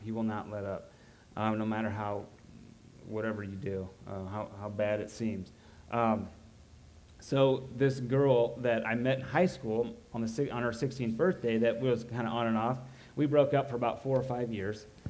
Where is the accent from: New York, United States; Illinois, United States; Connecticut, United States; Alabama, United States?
Illinois, United States; Roanoke; I grew up in Roanoke.